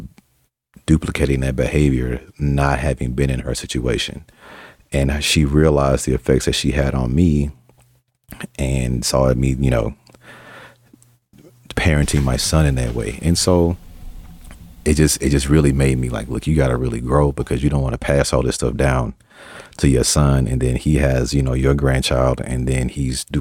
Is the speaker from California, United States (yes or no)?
no; Arkansas, United States; now in Colorado, United States; I'm from Arkansas and I live in Colorado